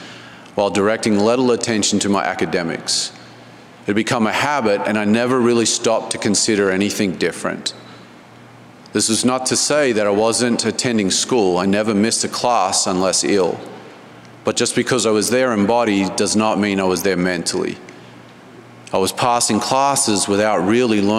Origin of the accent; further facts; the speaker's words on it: Canberra, Australian Capital Territory, Australia; I was born and raised in Canberra, Australia